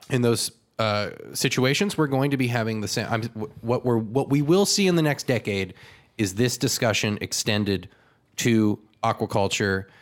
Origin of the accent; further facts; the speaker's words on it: California, United States; My hometown was surrounded by flames